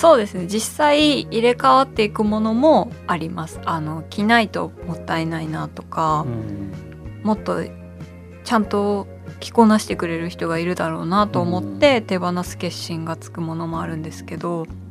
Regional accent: Shitamachi, Tokyo, Japan; 私は下町出身なので両国がすごく身近なんですけど

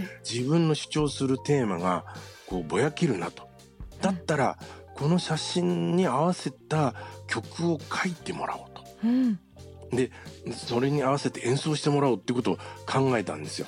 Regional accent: Yokohama, Kanagawa, Japan; also born or lived in Kozushima; 地元の横浜に戻ってきたんですけれども

